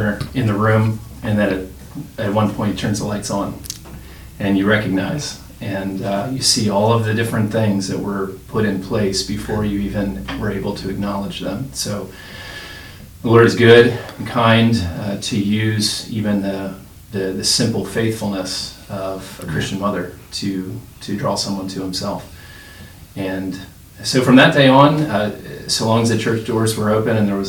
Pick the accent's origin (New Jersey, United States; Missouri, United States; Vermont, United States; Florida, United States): New Jersey, United States; outside of Philadelphia; moved away; I do hail from South Jersey. As we like to say, we have our own Mason-Dixon lines in New Jersey. But I grew up outside of Philadelphia